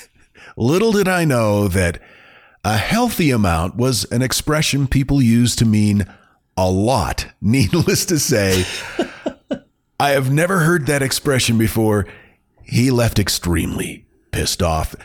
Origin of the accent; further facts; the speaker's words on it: Maine, United States; growing up in Maine